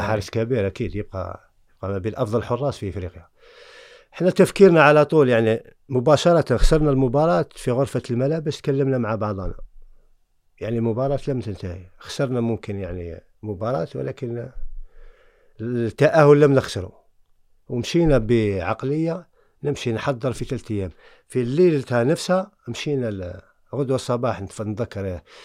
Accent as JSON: {"language": "Arabic", "country": "Algeria", "tie": "born or raised there", "also_born_or_lived": "France", "moved": "as an adult", "said": "انا من الجزائر مولد الجزائر"}